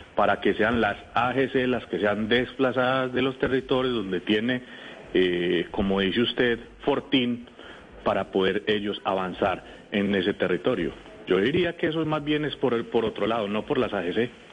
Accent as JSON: {"language": "Spanish", "town": "Rionegro", "region": "Antioquia", "country": "Colombia", "said": "Yo soy de Río Negro, Antioquia"}